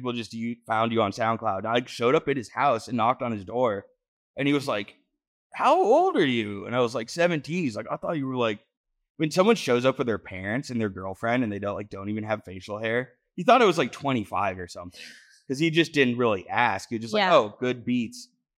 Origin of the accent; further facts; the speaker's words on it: New England, United States; I'm from New England. I enjoy it, but no one wants to get stuck in Maine, you know?